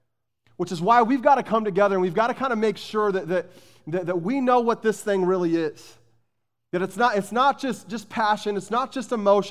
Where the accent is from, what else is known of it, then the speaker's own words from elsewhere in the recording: Arizona, United States; I grew up in Arizona. I've shared that with you many times. And I grew up as a passionate University of Arizona Wildcat basketball fan.